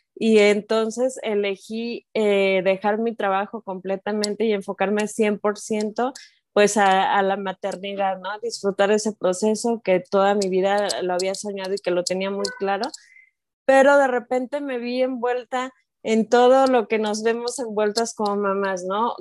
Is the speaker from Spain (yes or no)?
no; Mexico; also born or lived in Guadalajara; soy de México, vivo en Guadalajara